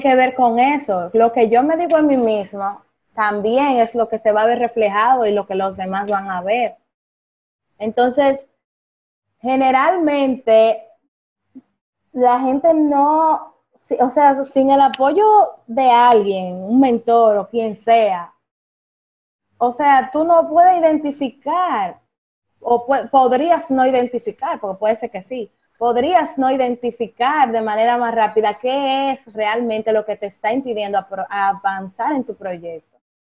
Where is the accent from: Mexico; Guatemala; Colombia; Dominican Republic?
Dominican Republic; Higüey, La Altagracia; moved away as an adult; mi ciudad natal, que es Higüey